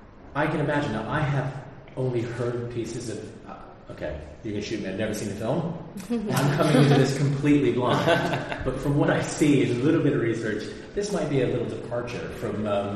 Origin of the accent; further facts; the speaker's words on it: United States; I'm American, I grew up with playing American football